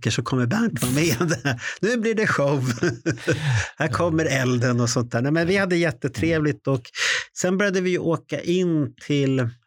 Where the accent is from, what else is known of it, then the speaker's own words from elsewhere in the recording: Stockholm, Stockholm County, Sweden; Jag är stockholmare